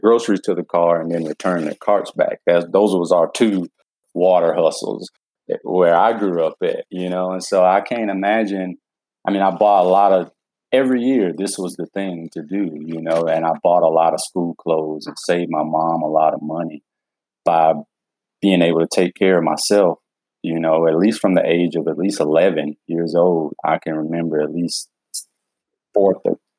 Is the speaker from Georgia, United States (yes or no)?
yes; Georgia, United States; I was raised here in Georgia